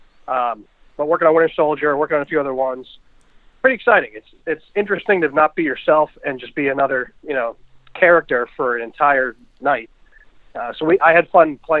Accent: Massachusetts, United States; now in Vermont, United States; I'm from Mass originally

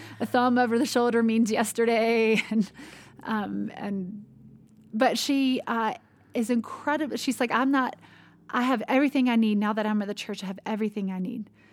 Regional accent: United States; growing up in the United States

